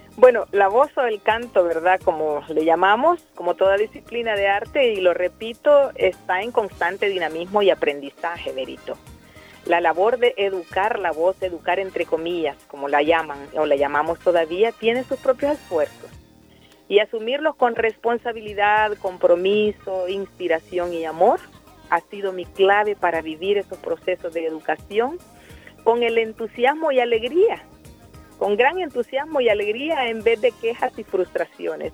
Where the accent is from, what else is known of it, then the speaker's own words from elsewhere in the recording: El Salvador; cada salvadoreña y cada salvadoreño somos responsables de tener un país en mejores condiciones